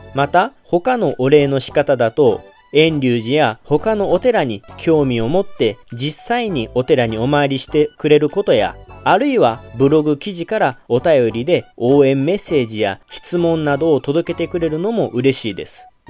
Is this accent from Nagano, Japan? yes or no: no; Kagawa, Japan; accent: Kagawa dialect; 香川の方言の言葉も結構独特なものもあって